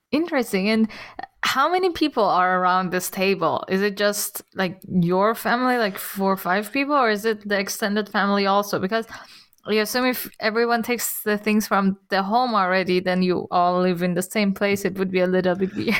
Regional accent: Iran; now in Germany; I'm from Iran

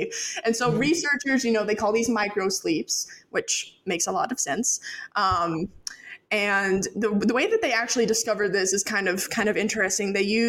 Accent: Great Smoky Mountains of North Carolina, United States; as I said earlier, born and raised in the Great Smoky Mountains of North Carolina, absolutely gorgeous, surrounded by nature and wildlife and all of those fun things.

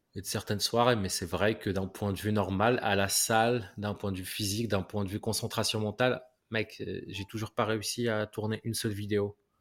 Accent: Morocco; moved away; je viens du Maroc

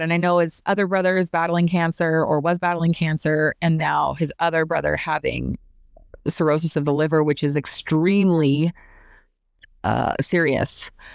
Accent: Idaho, United States; I grew up in Idaho, so we had eight month long winters

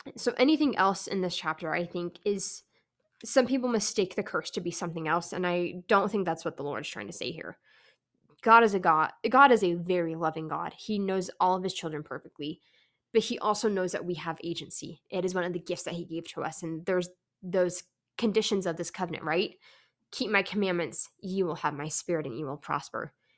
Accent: California, United States; moved away; I am from California

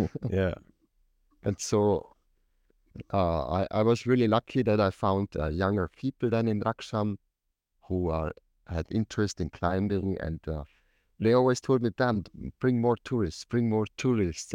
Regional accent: Tyrol, Austria; I came from Tirol

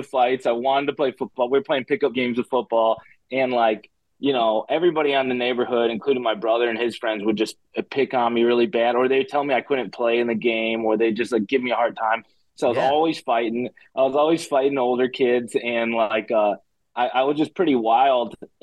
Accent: Chicago, Illinois, United States; I'm from Chicago. And I grew up in a family that didn't wrestle

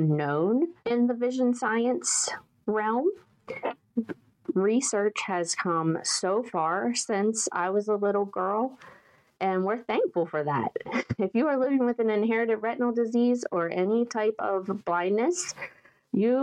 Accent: western Maryland, United States; also born or lived in eastern panhandle of West Virginia; now in West Virginia, United States; I grew up in Maryland, in western Maryland

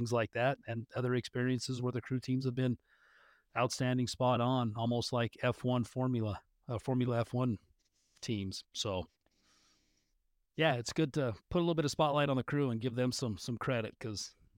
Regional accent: Utah, United States; I grew up in Northern Utah, born and raised.

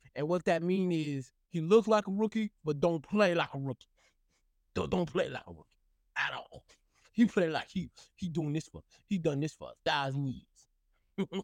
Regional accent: Texas, United States; I'm from Texas

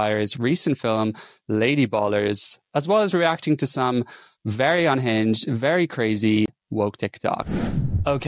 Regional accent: Ireland; now in London, United Kingdom; I'm a gay man based in London. I'm from Ireland

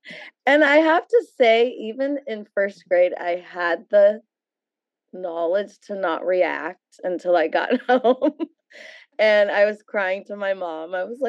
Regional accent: South San Francisco, California, United States; my neighborhood friends who I grew up with in South City were in Uncle Alex's class at St. Veronica's for 8 years.

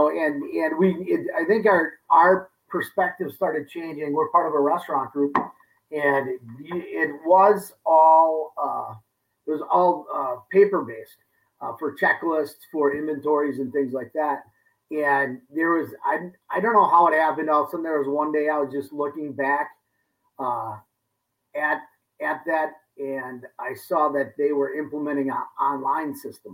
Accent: Kewaskum, Wisconsin, United States; also born or lived in Germantown, Wisconsin; now in West Allis, United States; my hometown, Kewaskum

